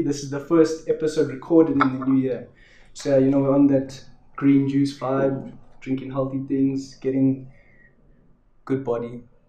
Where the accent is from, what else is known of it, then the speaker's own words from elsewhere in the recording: South Africa; being a South African